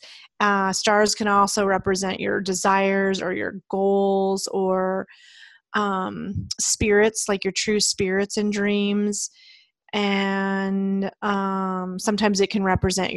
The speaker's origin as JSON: {"language": "English", "town": "Leadville", "region": "Colorado", "country": "United States", "tie": "born or raised there", "said": "I grew up in Leadville in the mountains of Colorado"}